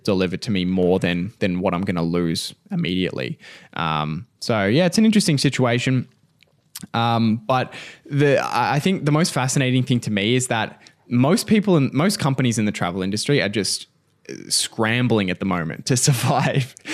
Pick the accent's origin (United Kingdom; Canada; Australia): Australia; we're Australian